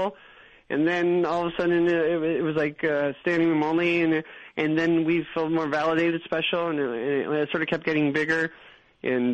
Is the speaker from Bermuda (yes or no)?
no; Canada; we're also Canadian